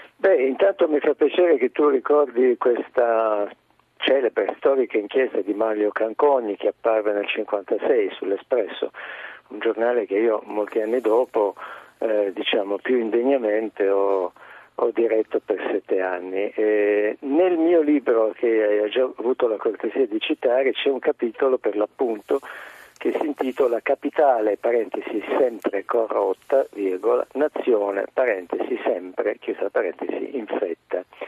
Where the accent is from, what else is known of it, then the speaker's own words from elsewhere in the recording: Apulia, Italy; Io sono pugliese